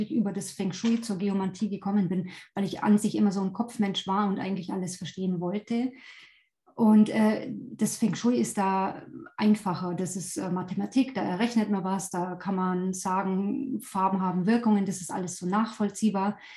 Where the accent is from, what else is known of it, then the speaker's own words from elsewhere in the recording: Bavaria, Germany; now in Allgäu, Germany; also nicht gebürtig, ich bin aus Oberbayern, aber wohne schon die ganze Zeit äh, oder habe die meiste Zeit hier im Allgäu verbracht.